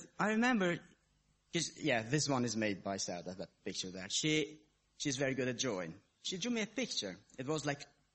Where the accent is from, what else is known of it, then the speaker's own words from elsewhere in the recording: Kosovo; I was born in Kosovo, in a Muslim family. And as I was growing up, a kid, I even started going to the mosque.